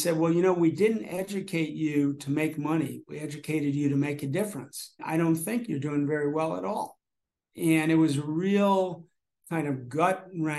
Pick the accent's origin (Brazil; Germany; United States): United States; New Jersey; I grew up in New Jersey primarily